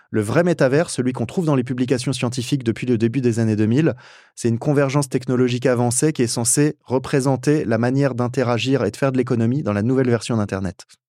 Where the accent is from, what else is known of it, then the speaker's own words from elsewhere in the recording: France; en tant que français